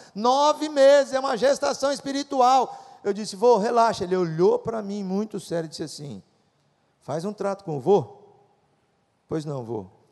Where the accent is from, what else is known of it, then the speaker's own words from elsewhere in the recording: Apucarana, Paraná, Brazil; moved away as an adult; also born or lived in Viçosa, Minas Gerais; E saí de Apucarana, no interior do Paraná, e vim fazer agronomia em Viçosa, Minas Gerais